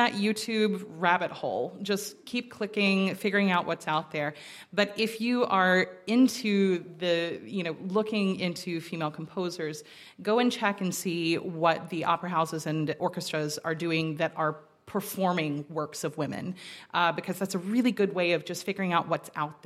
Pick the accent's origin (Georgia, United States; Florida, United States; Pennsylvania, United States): Georgia, United States; Rome; From the mountains above Atlanta, Georgia, a little place called Rome, Georgia.